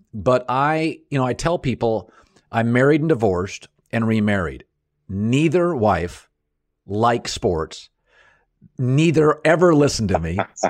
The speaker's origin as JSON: {"language": "English", "region": "Washington", "country": "United States", "tie": "born or raised there", "said": "I grew up in Washington State, so I was pro marijuana legalization."}